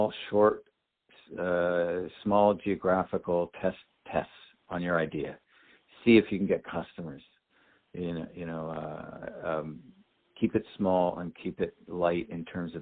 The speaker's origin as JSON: {"language": "English", "country": "Canada", "moved": "as an adult", "lives_now": "San Diego, United States", "said": "I'm from Canada originally, live in San Diego now"}